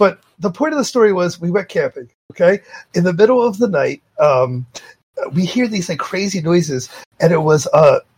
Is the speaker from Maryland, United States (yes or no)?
yes; Baltimore, Maryland, United States; accent: Baltimore; as I've gotten older, I think my Baltimore accent is getting stronger and stronger.